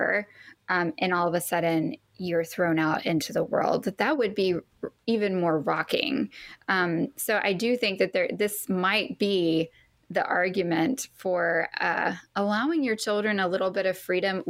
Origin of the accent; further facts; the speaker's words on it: the Bible Belt, the South, United States; I grew up in the Bible Belt